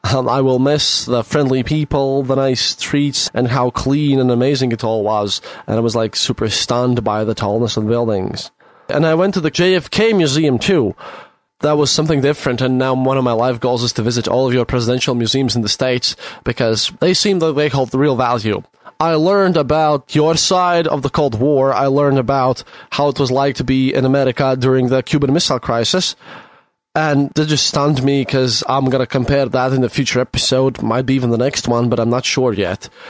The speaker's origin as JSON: {"language": "English", "country": "Latvia", "said": "i'm from latvia"}